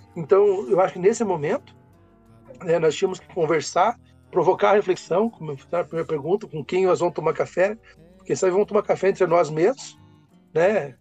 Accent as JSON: {"language": "Portuguese", "country": "Brazil", "said": "nós vamos nos reconhecendo enquanto brasileiros"}